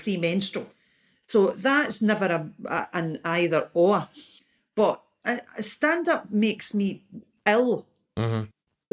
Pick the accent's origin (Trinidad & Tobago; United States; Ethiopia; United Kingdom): United Kingdom; Ayr, Scotland; I was brought up in Ayr